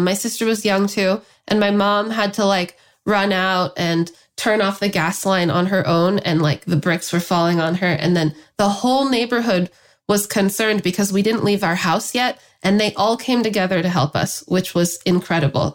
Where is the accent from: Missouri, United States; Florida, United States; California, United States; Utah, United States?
California, United States; Los Angeles; I grew up in the San Fernando Valley.